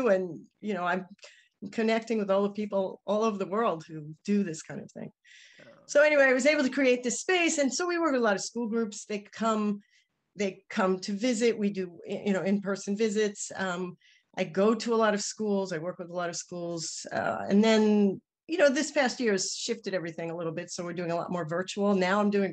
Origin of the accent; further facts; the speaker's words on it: New York City, New York, United States; accent: New York; my New York accent